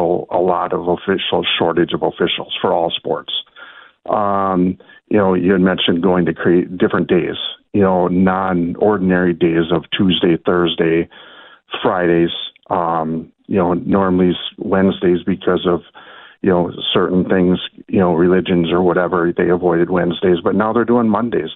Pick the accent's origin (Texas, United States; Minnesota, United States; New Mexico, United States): Minnesota, United States; Little Falls; I grew up in Little Falls, so Swanville's right down the road